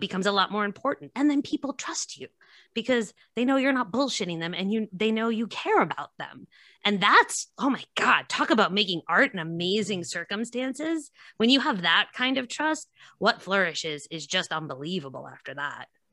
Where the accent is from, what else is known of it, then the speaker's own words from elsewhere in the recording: White Plains, New York, United States; now in Nyack, United States; I'm from White Plains originally